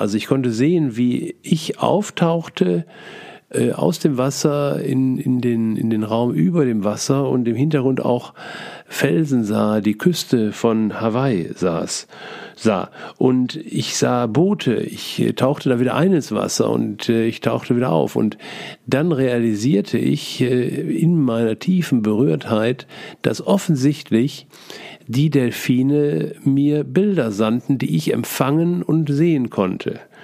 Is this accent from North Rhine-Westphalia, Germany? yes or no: yes; Essen, North Rhine-Westphalia, Germany; als Essener Kind